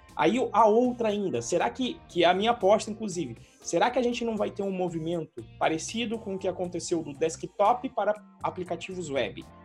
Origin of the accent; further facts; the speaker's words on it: Santos, São Paulo, Brazil; nasci em Santos e eu surfava